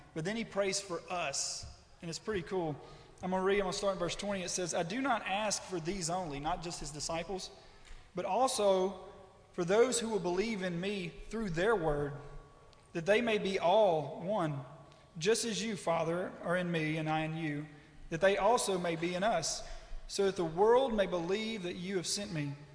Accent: West Monroe, Louisiana, United States; I'm from West Monroe, Louisiana

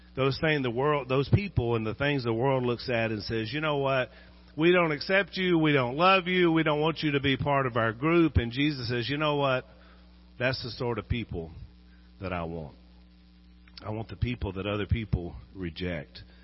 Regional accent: Junction City, Arkansas, United States; Junction City, Arkansas is another one. that's where I grew up.

